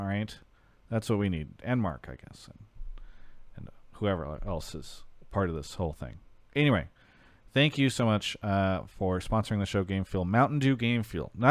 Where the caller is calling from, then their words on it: Toronto, Ontario, Canada; I'm calling from Toronto, Ontario, Canada.